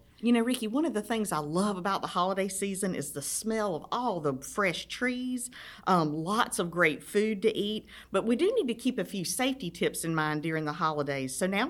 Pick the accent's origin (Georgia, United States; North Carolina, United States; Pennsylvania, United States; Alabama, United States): Georgia, United States; South; I grew up here in South Georgia